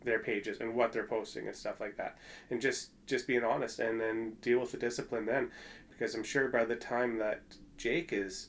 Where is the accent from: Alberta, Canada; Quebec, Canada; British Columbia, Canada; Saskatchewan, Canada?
British Columbia, Canada; Prince George; moved away as an adult; now in Edmonton, Canada; most of my childhood was outside of Prince George in a real small community called Salmon Valley.